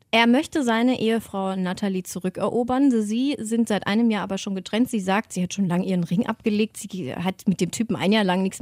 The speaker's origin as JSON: {"language": "German", "region": "Swabia", "country": "Germany", "said": "Oder da, wo ich herkomme, spricht man halt leider so, ich komme aus Schwaben"}